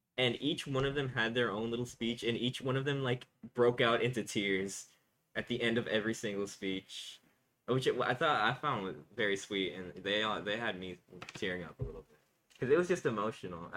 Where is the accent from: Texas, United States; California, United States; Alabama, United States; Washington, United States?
Texas, United States; we are from Texas